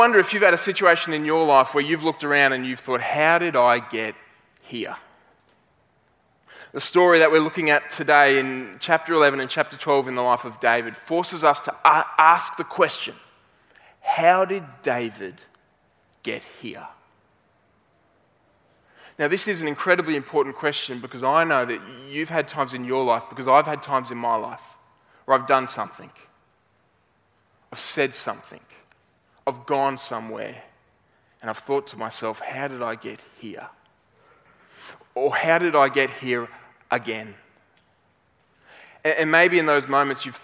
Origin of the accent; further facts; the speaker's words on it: Brisbane, Queensland, Australia